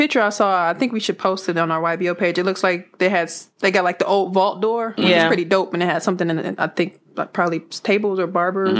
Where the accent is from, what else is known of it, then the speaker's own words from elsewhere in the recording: Midwest, United States; we're coming from the Midwest.